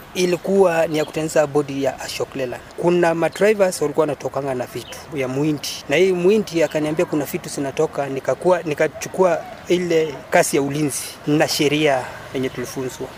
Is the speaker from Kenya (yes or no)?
yes; Kitale, Trans-Nzoia County, Kenya; mimi natoka Kitale